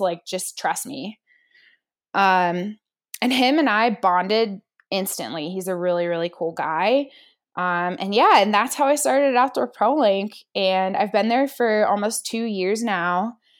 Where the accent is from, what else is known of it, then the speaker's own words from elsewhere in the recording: Pittsburgh, Pennsylvania, United States; now in Whitefish, United States; I was born in Pittsburgh, Pennsylvania. a city girl. I actually ended up, I grew up there, I went to college at Pitt